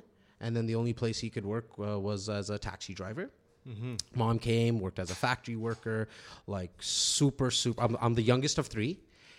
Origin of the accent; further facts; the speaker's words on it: Toronto, Ontario, Canada; born and raised in Toronto, in a little on the north side, a little city called Rexdale, mm-hmm. What a lot of people know of as Etobicoke. Parents came here from India about 1972.